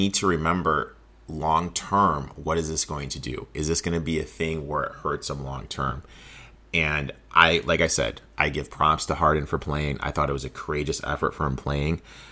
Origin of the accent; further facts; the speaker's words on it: Chicago, Illinois, United States; growing up in Chicago